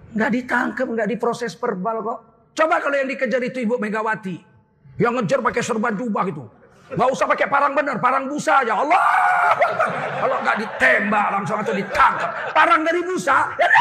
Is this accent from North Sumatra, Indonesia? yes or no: yes; Medan, North Sumatra, Indonesia; moved away; saya orang Melayu